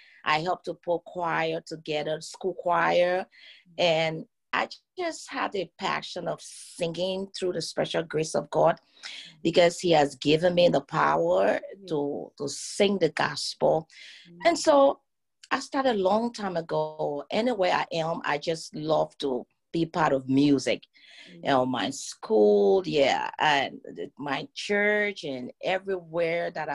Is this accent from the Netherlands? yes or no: no; Liberia; I'm from Liberia, West Africa, precisely